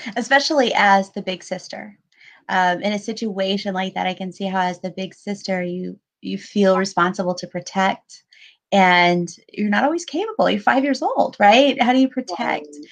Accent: Pensacola, Florida, United States; where I grew up in Pensacola

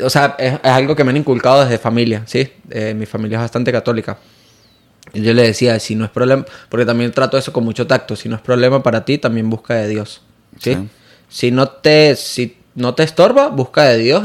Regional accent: San Cristóbal, Táchira, Venezuela; moved away as an adult; now in Miami, United States; Él es también de, de mi misma ciudad de San Cristóbal

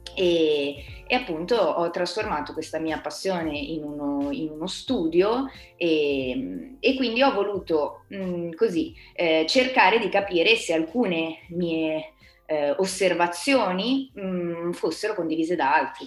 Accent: Trezzano sul Naviglio, Lombardy, Italy; io sono di Trezzano, se non Naviglio

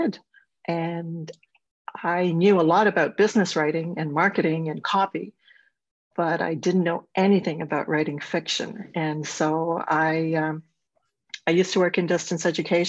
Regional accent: Ontario, Canada; I'm a Canadian. I live in Southern Ontario

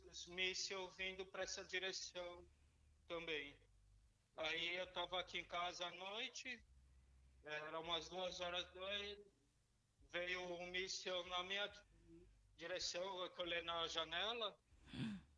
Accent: São Paulo, Brazil; now in Petah Tikva, Israel; Eu sou de São Paulo, da Zona Sul.

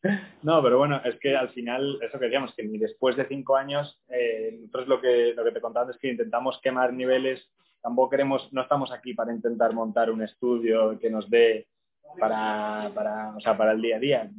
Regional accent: Oviedo, Asturias, Spain; moved away as an adult; also born or lived in Córdoba / Seville; yo soy de Asturias, como preguntabas antes, de Oviedo, pero la mitad de mi familia de mi madre es, es de Córdoba. Yo, de hecho, nací en Córdoba, aunque soy asturianísimo

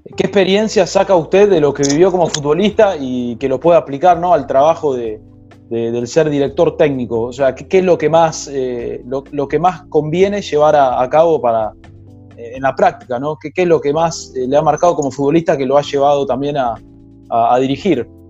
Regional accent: Buenos Aires, Argentina; soy, soy de Villurquiza

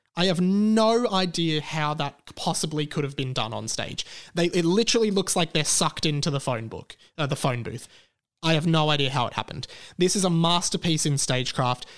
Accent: Melbourne, Victoria, Australia; here in my hometown of Melbourne

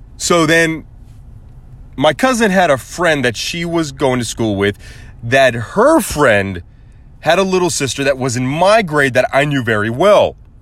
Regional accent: United States; I may have Mexican and German heritage, but I was born in the United States of America, and that's my country.

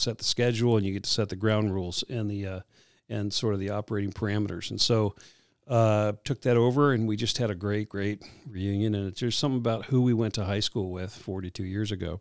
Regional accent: Southern California, United States; growing up in Southern California

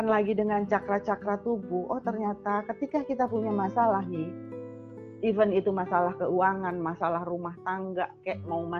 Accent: Surabaya, East Java, Indonesia; now in Jakarta, Indonesia; aku dari Surabaya pindah ke Jakarta 94

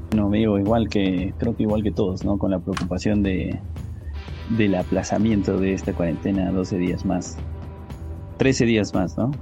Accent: Arequipa, Peru; yo soy peruano, soy arequipeño

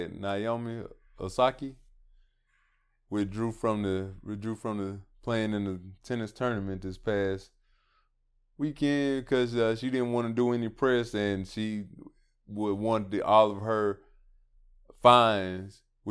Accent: Atlanta, Georgia, United States; Yeah, for sure. I'm from Atlanta.

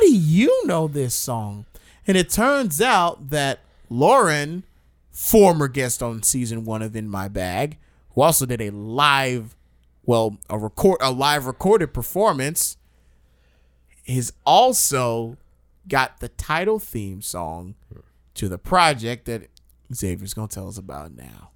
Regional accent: Long Island, New York, United States; I'm from Long Island

